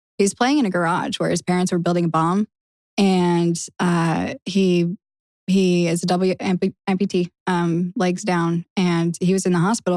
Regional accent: Utah, United States; moved away; also born or lived in California; I'm from California, but I grew up in Utah.

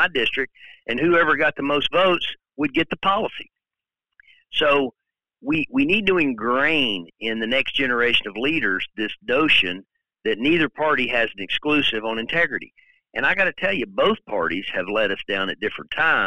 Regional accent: Tennessee, United States; Vice President Gore from my home state

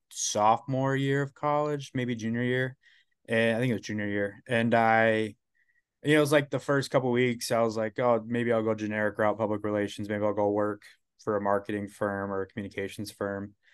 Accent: Saginaw, Michigan, United States; I uh, visited SVSU, which is Saginaw Valley, right my hometown. Looked into a couple other schools, Central Michigan, a couple of those other ones, not really hockey schools, but you know, close by home.

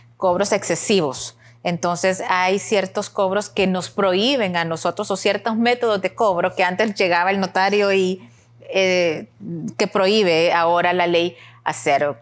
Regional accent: El Salvador

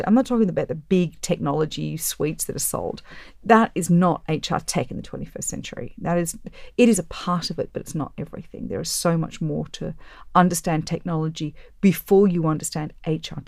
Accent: Australia; I'm Australian.

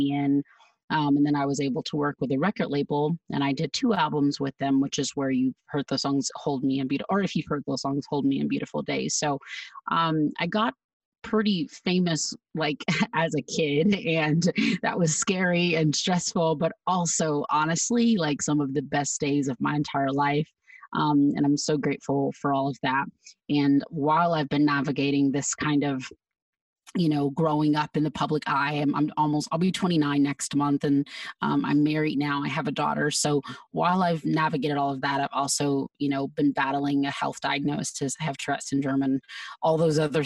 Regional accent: Georgia, United States; moved away as an adult; also born or lived in California; now in Arizona, United States; I spent age like 1 to age 24 in Georgia. So I'm a Georgia girl.

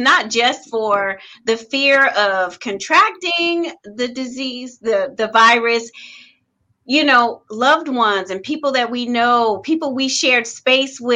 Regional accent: North Carolina, United States; moved away as an adult; also born or lived in New Jersey / Washington, D.C.; now in Bay Area, United States; I am from North Carolina by way of New Jersey

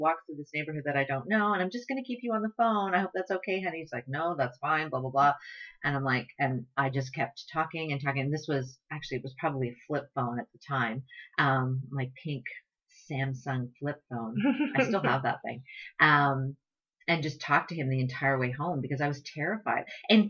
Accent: Toronto, Ontario, Canada; I grew up in Scarborough.

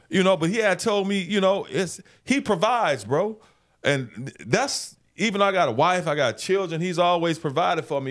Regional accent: Memphis, Tennessee, United States; I knew I wanted to be a sports director at a T V station in my hometown one day.

